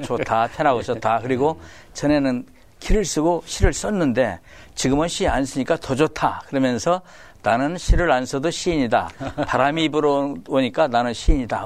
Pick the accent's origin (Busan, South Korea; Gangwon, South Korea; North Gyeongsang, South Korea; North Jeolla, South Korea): North Jeolla, South Korea; Iksan; moved away as an adult; also born or lived in Seoul; now in Anyang, South Korea; 이리시라고 했죠. 예, 거기서 나가지고 저남성고등학교를 졸업을 했어요